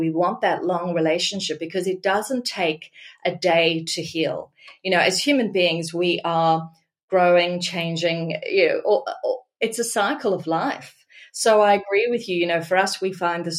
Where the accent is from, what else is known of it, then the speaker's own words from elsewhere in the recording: Australia; I'm Australian and I'm passionate about this country